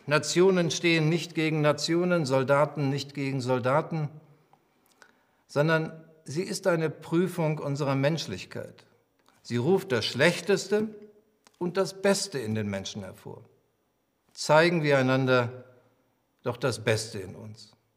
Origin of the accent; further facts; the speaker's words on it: Germany; sind wir Deutsche